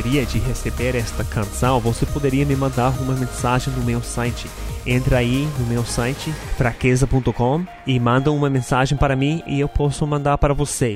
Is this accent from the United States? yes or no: yes; United States; Portuguese is a second language; now in Brazil; Eu sou norte-americano